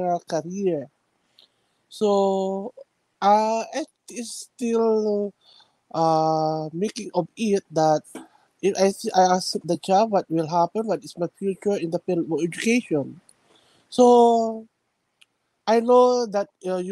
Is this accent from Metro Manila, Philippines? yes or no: no; Ilocos Region, Philippines; also born or lived in Quezon, Philippines; I came from the northern part of the Philippines. We call the town province of Pangasinan